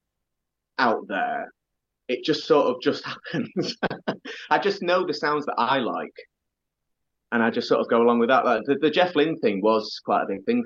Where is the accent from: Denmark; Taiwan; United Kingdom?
United Kingdom; Doncaster, Yorkshire and the Humber; when I was growing up in Doncaster.